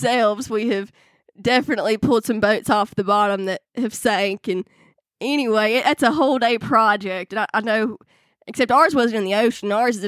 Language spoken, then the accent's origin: English; North Arkansas, United States; where I'm from North Arkansas